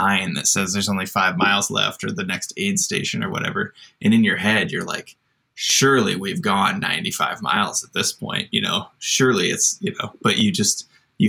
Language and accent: English; Iowa, United States; I grew up in Iowa, in a small town